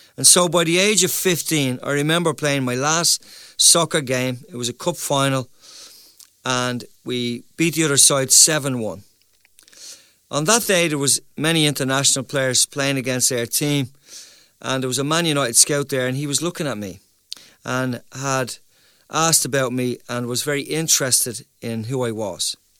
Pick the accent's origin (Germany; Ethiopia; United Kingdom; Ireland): Ireland; also born or lived in Dublin; as Irish people